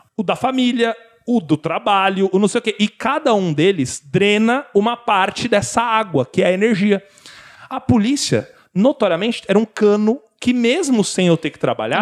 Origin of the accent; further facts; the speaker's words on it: São Paulo, Brazil; eu sou de São Paulo